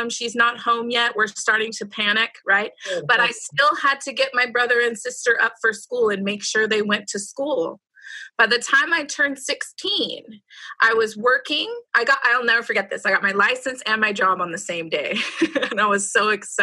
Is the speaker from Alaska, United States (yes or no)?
no; Roseville, California, United States; I grew up in Roseville. It's near Sacramento